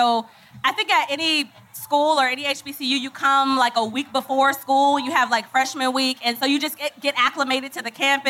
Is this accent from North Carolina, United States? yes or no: no; Orlando, Florida, United States; I'm also from Orlando, so I grew up as a baby coming to the Classic.